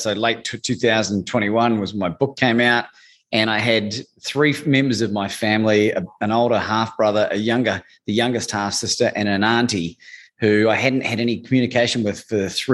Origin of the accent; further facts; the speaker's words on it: New Zealand; growing up in New Zealand